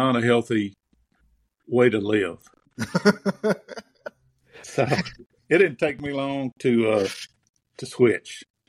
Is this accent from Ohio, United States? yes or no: no; Center, Texas, United States; I grew up in East Texas in the little town of Center, Texas. Like I said, my dad bought a place out of town where we could have horses.